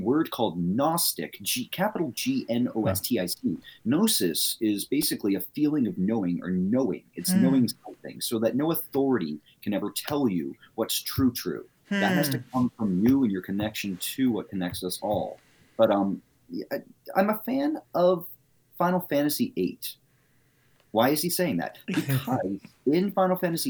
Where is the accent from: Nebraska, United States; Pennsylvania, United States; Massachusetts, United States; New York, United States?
Massachusetts, United States; Medway; now in Boston, United States; I grew up in Medway, Massachusetts, which is right next to Milford.